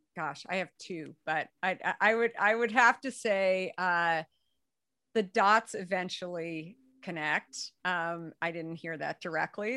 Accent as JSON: {"language": "English", "region": "Arizona", "country": "United States", "tie": "born or raised there", "said": "being a redhead, growing up in Arizona"}